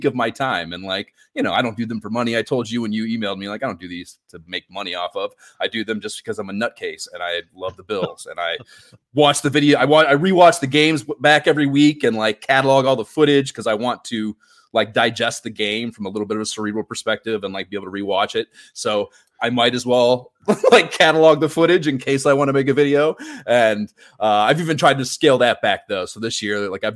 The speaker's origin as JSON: {"language": "English", "town": "Cleveland", "region": "Ohio", "country": "United States", "tie": "born or raised there", "also_born_or_lived": "Pensacola, Florida / New York City", "moved": "yes", "said": "I'm from Ohio originally. I grew up near Cleveland"}